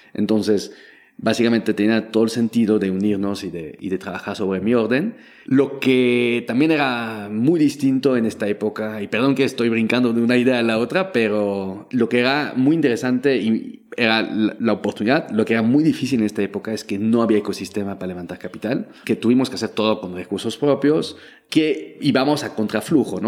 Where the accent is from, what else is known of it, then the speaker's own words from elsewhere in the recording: Belgium; Spanish is a second language; moved away as an adult; now in Mexico; yo nací en Bélgica, crecí en Bélgica, pero mi mamá nació en Perú, en Lima